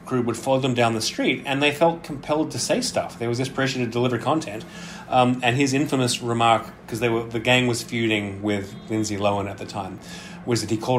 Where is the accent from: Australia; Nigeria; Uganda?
Australia; moved away as an adult; now in New York City, United States; I am Australian, but I have lived in New York City for 23 years now.